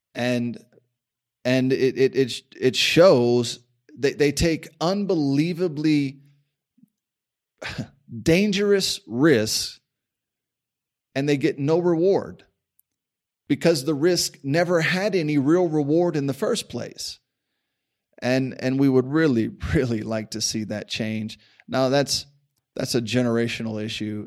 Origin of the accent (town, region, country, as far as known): United States